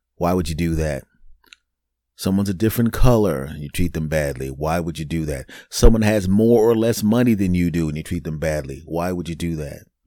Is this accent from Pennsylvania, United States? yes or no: yes; Philadelphia, Pennsylvania, United States; my hometown team, the Eagles